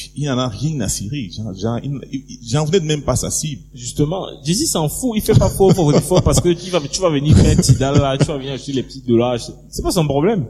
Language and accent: French; Cameroon; un Camerounais comme moi